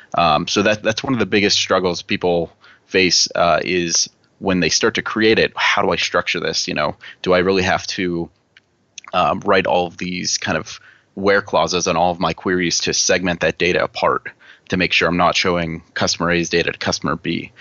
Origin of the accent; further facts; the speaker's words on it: Pittsburgh, Pennsylvania, United States; I'm from Pittsburgh, Pennsylvania